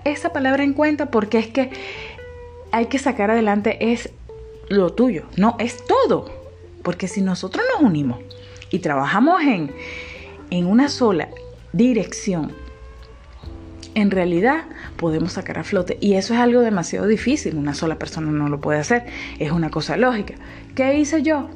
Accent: Venezuela

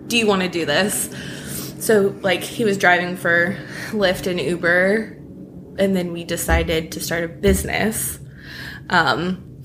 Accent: California, United States; moved away as an adult; now in Nashville, United States; I'm from California.

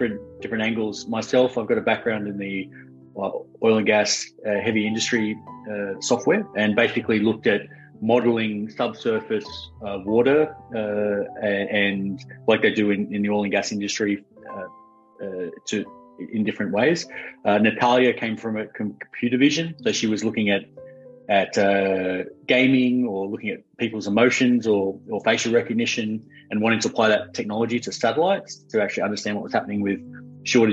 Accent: Australia; also born or lived in Oxford, United Kingdom; now in United States; I'm Australian originally, but I live here in the US.

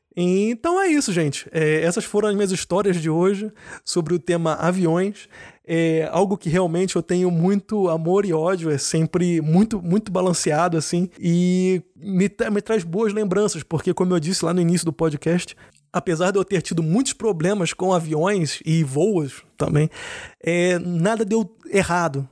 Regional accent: Rio de Janeiro, Brazil; now in Germany; eu sou brasileiro, eu sou do Rio, mas eu moro na Alemanha

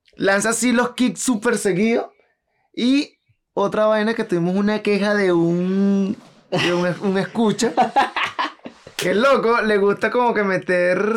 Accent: Venezuela; somos venezolanos, segundo porque vivimos en Latinoamérica

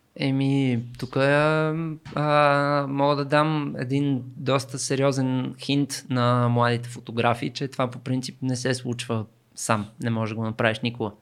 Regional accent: Sofia, Sofia City, Bulgaria; аз съм израснал в Люлин

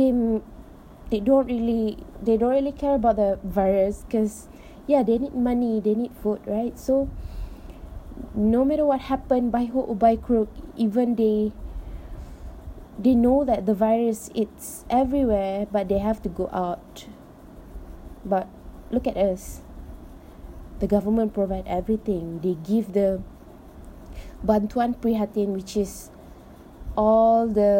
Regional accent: Malaysia; I am so proud of being Malaysian

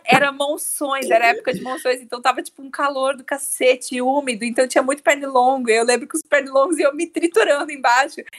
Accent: Brazil; nós como brasileiros

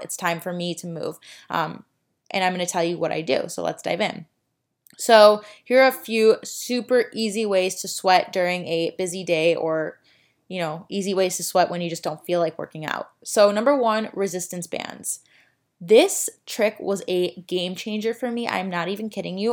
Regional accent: Chicago, Illinois, United States; now in Miami, United States; I am from Chicago

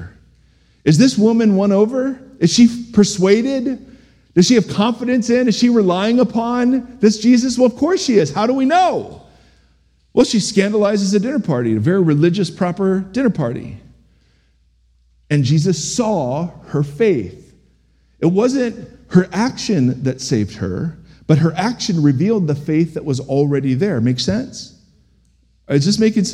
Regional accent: United States; as American Christians

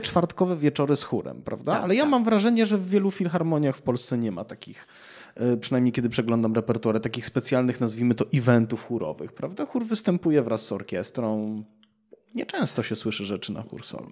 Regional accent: Cieszyn, Silesian Voivodeship, Poland; moved away; w miastach takich jak Cieszyn, skąd pochodzę

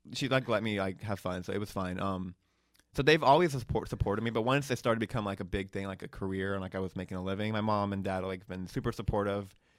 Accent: Hoover, Alabama, United States; moved away as an adult; I grew up in Alabama

